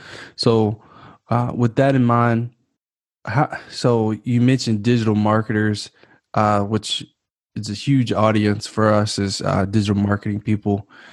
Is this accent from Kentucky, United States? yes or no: yes; Kentucky, United States; now in Calabasas, United States; I come from Kentucky, USA, you know, and moved to Calabasas, California. So I went from like one of the most poverty stricken parts of the US to, you know, the most affluent.